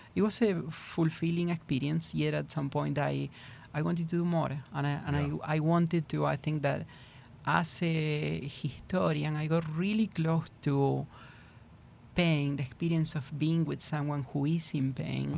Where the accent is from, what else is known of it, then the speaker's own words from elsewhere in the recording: Argentina; English is a second language; moved away as an adult; now in Houston, United States; I was born and raised in in Argentina